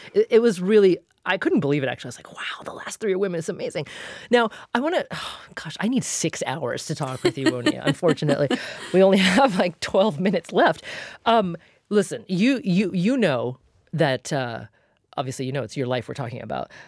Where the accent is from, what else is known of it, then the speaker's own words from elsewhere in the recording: Oregon, United States; now in Massachusetts, United States; I grew up in in Oregon and played in the woods like every day of my life